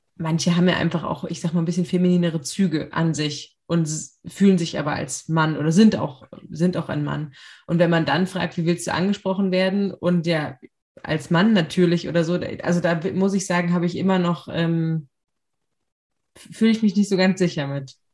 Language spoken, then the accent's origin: German; Lower Saxony, Germany; also born or lived in Rhineland; ich bin auch in Niedersachsen groß geworden